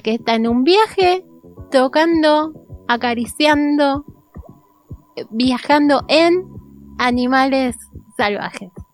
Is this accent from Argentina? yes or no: yes; Argentina